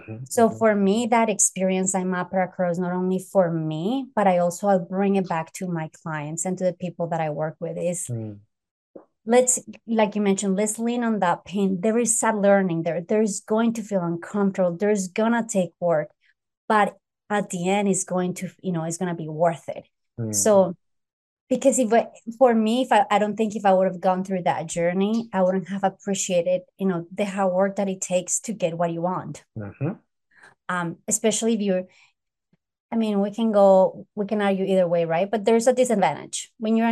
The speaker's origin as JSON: {"language": "English", "country": "United States", "tie": "born or raised there", "said": "Well, no, I grew up here, so I consider, the states."}